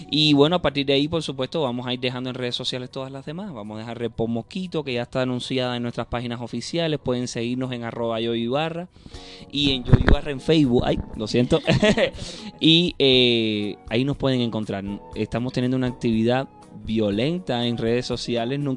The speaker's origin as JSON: {"language": "Spanish", "country": "Cuba", "accent": "Cuban", "said": "Independientemente de que hablemos español los dos, tú hablas mexicano, y yo hablo cubano."}